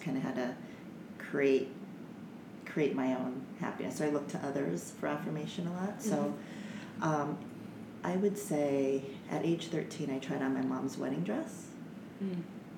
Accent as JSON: {"language": "English", "town": "Omaha", "region": "Nebraska", "country": "United States", "tie": "born or raised there", "said": "I grew up in Omaha, Nebraska"}